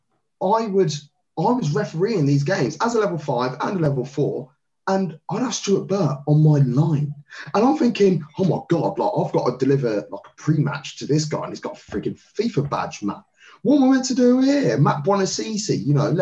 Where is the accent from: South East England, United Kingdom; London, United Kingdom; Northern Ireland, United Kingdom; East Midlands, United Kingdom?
East Midlands, United Kingdom; Northampton; We're all from Northampton.